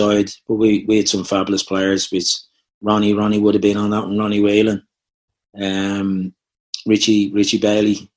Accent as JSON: {"language": "English", "town": "Dublin", "region": "Leinster", "country": "Ireland", "said": "I'm from Cabra. I'm exactly, would you believe, probably 8 minutes walk away from Dalyman."}